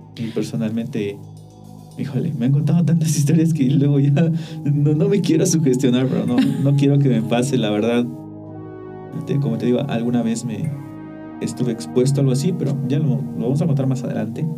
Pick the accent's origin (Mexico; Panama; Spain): Mexico; cuando era niño, una vez, allá en el pueblo